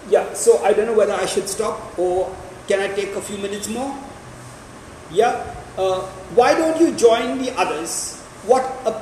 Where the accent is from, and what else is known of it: India